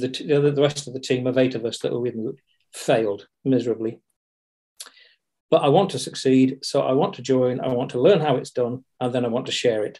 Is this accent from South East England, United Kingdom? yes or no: no; Yorkshire and the Humber, United Kingdom; moved away; also born or lived in Luton / Dunstable / Ellesmere Port; I'm a Yorkshireman